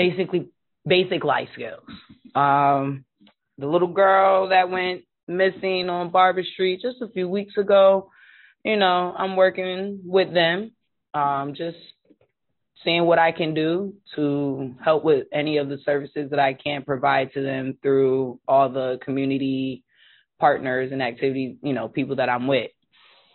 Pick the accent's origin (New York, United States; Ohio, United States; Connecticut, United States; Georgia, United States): Connecticut, United States; Hartford; 34, born and raised in Hartford